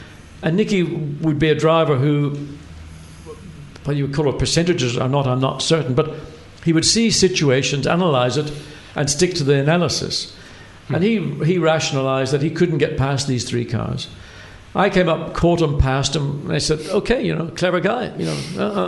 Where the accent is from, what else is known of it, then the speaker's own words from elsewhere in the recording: Ireland; moved away as an adult; And when I came over from Ireland, whenever I started in 1970, racing in Formula 2